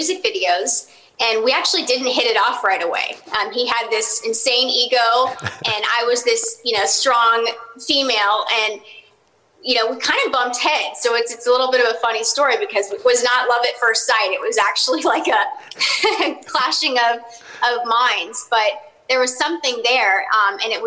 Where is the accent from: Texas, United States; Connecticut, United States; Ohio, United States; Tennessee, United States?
Texas, United States; Dallas; my hometown of Dallas, Texas